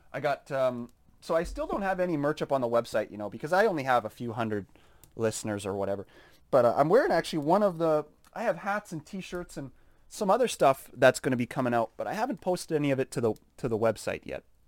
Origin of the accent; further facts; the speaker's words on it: Saskatoon, Saskatchewan, Canada; It's tough growing up in Canada. It's tough growing up in Saskatoon.